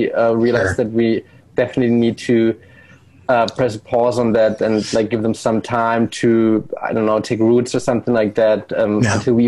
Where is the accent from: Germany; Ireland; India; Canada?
Germany; moved away as an adult; also born or lived in Australia / Japan / England; now in Switzerland; I was born and raised in Germany